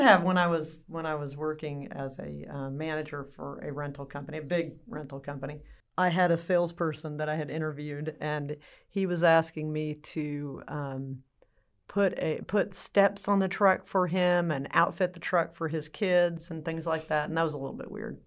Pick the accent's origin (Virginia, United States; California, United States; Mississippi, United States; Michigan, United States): California, United States; now in Texas, United States; am from California originally, but I've been in Texas for a very, very long time, so I should be considered a Texan